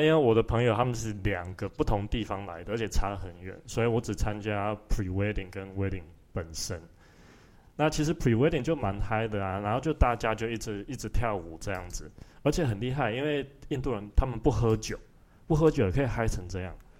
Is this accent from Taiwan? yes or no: yes; Tainan, Taiwan; now in Switzerland; 吃那个菜我都觉得没有我们台南的好吃